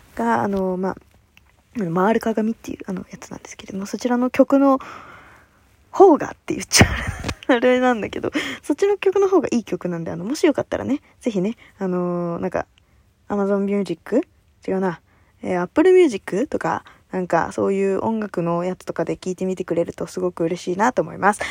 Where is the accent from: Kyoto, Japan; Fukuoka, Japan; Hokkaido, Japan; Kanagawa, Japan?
Kanagawa, Japan; 私の地元のところでは2ちゃんなんだけど、あの、まあ、ちゃんではね TVK ってあの神奈川テレビが流れてるんだけど